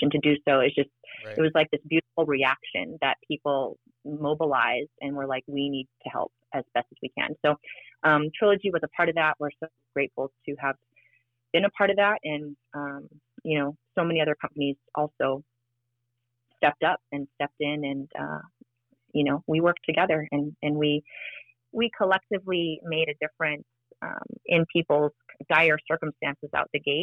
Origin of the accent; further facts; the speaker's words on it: Maui, Hawaii, United States; I was born and raised on Maui.